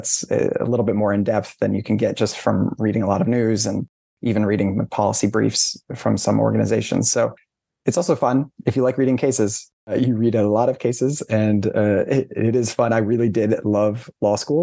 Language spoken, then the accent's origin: English; Syracuse, New York, United States; I grew up outside of Syracuse in central New York.